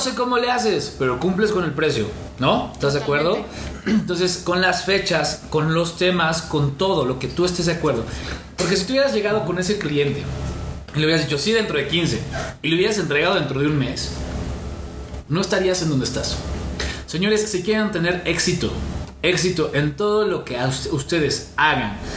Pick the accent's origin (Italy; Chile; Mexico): Mexico; nos tachan como mexicanos